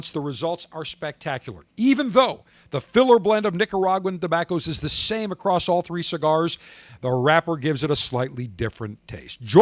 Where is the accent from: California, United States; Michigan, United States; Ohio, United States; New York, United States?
New York, United States; Syracuse; moved away as an adult; also born or lived in Chesapeake, Virginia; now in Tampa, United States; Uh, originally, I'm from Syracuse, New York. I went to Syracuse University.